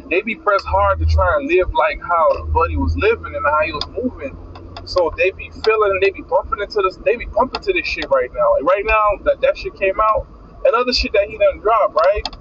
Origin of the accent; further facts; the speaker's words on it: Miami, Florida, United States; I'm from Miami Dade, so I don't know nothing about that shit.